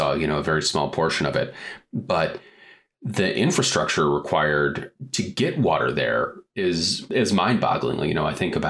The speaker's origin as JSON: {"language": "English", "region": "Southwest Michigan", "country": "United States", "tie": "born or raised there", "also_born_or_lived": "Montana", "moved": "as an adult", "said": "I grew up in a small town in Southwest Michigan"}